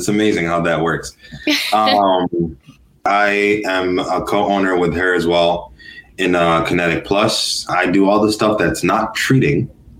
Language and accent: English; Kenya; English is a second language; moved away; I'm Kenyan